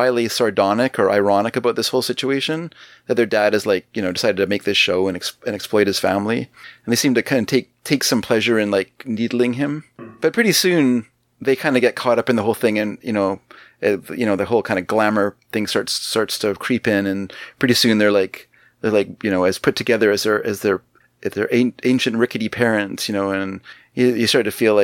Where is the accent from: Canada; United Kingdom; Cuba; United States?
Canada; speaking as a Canadian